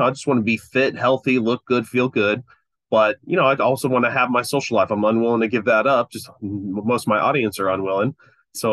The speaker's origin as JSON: {"language": "English", "town": "Fresno", "region": "California", "country": "United States", "tie": "born or raised there", "also_born_or_lived": "Long Beach, California", "said": "I grew up here in California, Central California"}